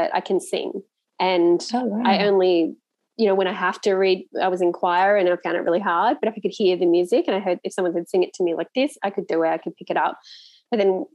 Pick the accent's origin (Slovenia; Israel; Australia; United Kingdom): Australia; I'm Australian